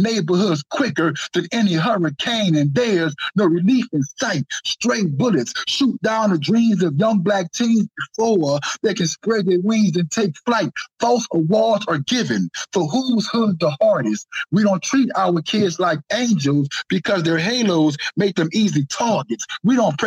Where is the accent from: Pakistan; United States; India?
United States; New Orleans, Louisiana; Speaking of New Orleans, that's where I'm from